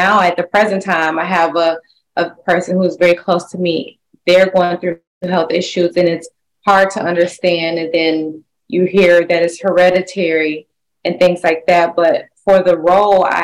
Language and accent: English; Detroit, Michigan, United States; moved away as an adult; now in Los Angeles, United States; I'm from Detroit, Michigan. I grew up in the arts